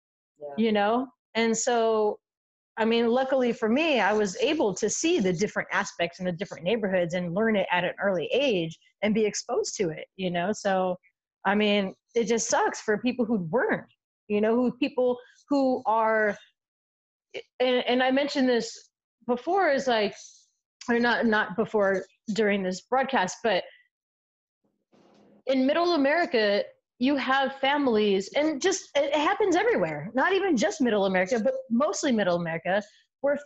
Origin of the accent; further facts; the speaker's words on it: San Diego, California, United States; I grew up in San Diego, but I also grew up in different neighborhoods